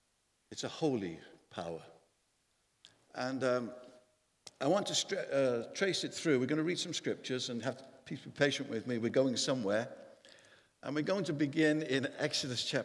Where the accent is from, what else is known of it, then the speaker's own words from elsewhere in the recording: Wales, United Kingdom; a 5'9" Welshman